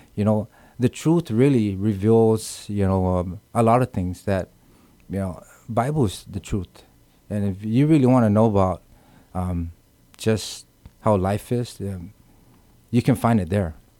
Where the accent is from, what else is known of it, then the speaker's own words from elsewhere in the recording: Guam; moved away; also born or lived in California; born and raised in Guam